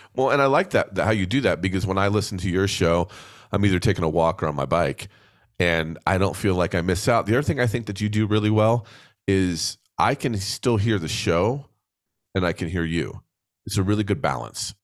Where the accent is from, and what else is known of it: New Jersey, United States; born or raised there